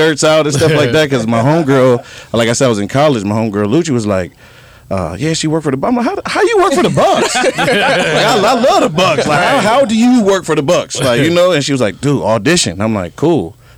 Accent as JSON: {"language": "English", "town": "Milwaukee", "region": "Wisconsin", "country": "United States", "tie": "born or raised there", "moved": "as an adult", "lives_now": "Las Vegas, United States", "said": "I had so many jobs growing up in Milwaukee"}